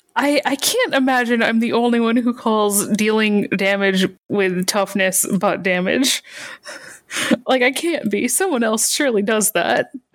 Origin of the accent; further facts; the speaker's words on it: Michigan, United States; I grew up in Michigan